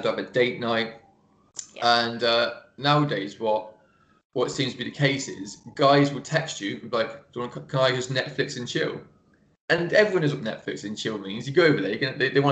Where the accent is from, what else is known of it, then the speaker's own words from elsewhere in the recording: England, United Kingdom; accent: English; my English accent